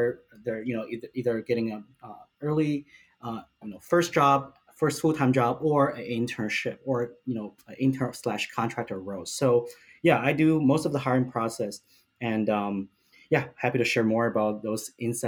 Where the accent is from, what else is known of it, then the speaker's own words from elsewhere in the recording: Beijing, China; now in Vancouver, Canada; I'm from Beijing, China.